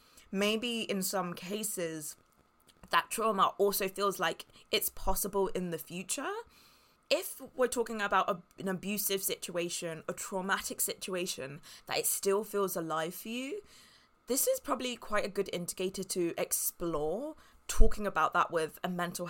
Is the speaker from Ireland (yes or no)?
no; Spain; But since I grew up in a quiet town in Spain, it means that I don't know anyone and I don't have any contacts.